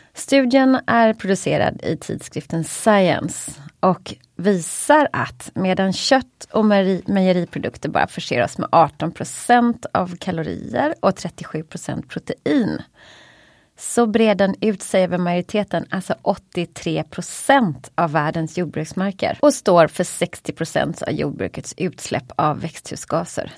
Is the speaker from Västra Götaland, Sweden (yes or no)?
yes; Gothenburg, Västra Götaland, Sweden; som göteborgare då, får man ju säga, jag är mest uppvuxen på fisk